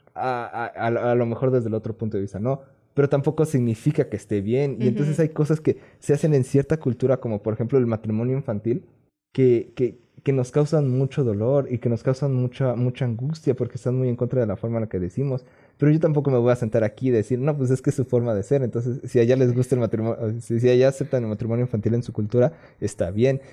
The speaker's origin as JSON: {"language": "Spanish", "country": "Mexico", "accent": "Mexican Spanish"}